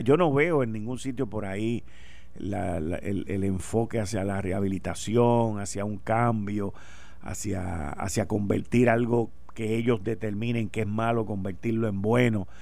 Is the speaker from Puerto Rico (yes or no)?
yes; Puerto Rico; nosotros somos boricua